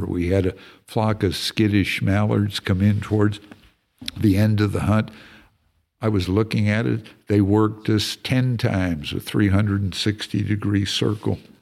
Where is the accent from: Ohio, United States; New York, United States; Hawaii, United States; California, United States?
California, United States; also born or lived in Texas; now in Montana, United States; I'm from California originally